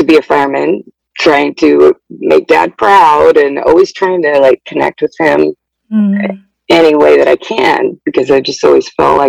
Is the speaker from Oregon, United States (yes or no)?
yes; Oregon, United States; I'm 36, and I'm from Oregon